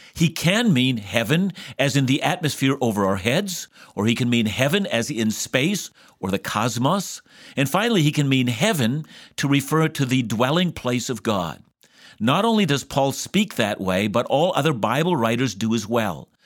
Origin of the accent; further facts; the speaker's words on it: Vancouver, British Columbia, Canada; I'm from Vancouver